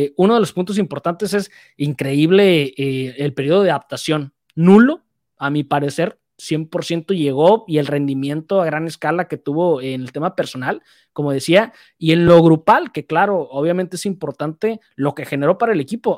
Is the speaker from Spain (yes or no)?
no; Mexico; Teníamos varias opciones como mexicano